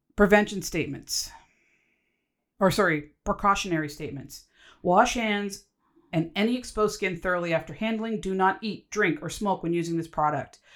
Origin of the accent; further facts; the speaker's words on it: Canada; So, yes, I'm Canadian